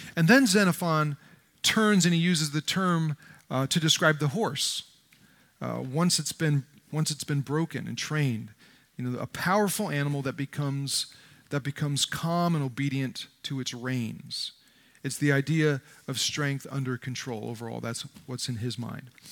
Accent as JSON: {"language": "English", "region": "New Jersey", "country": "United States", "tie": "born or raised there", "said": "I grew up in North Jersey in a tough neighborhood"}